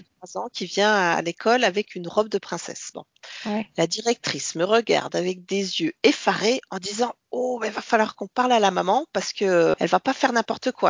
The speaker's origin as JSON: {"language": "French", "region": "Bourgogne-Franche-Comté", "country": "France", "tie": "born or raised there", "also_born_or_lived": "Martinique / Australia", "moved": "as an adult", "said": "j'ai passé mon enfance euh, et mon adolescence en Franche-Comté, mais je suis née en Martinique"}